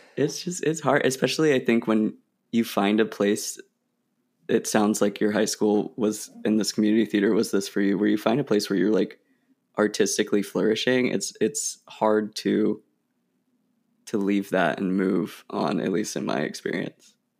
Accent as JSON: {"language": "English", "region": "Oregon", "country": "United States", "also_born_or_lived": "Illinois", "moved": "as an adult", "said": "I'm from Oregon"}